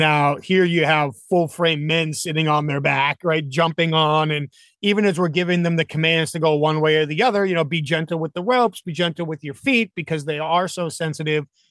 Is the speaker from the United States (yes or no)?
yes; New England, United States; I grew up in New England